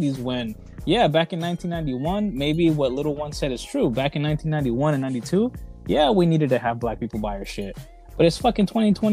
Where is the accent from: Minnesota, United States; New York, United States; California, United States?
California, United States; Southern; I was born in Baja and raised here in Southern California